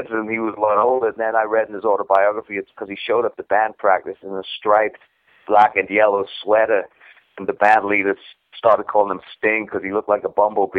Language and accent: English; Newcastle upon Tyne, North East England, United Kingdom; now in United States; A place called Newcastle in England that's known only really for beer.